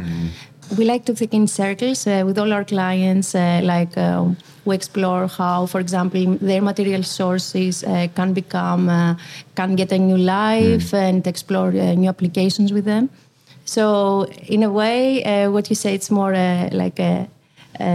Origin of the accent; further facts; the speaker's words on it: Athens, Attica, Greece; moved away as an adult; also born or lived in Delft, Netherlands; now in Rotterdam, Netherlands; we are originally from Athens, we like the city vibe